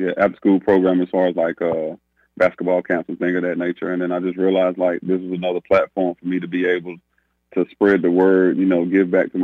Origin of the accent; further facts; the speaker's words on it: Winston-Salem, North Carolina, United States; moved away; Winston-Salem, which is my hometown